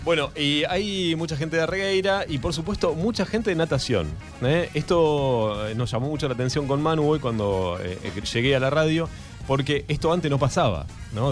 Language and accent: Spanish; Darregueira, Buenos Aires Province, Argentina; yo soy fanático de Darregueira, es mi lugar en el mundo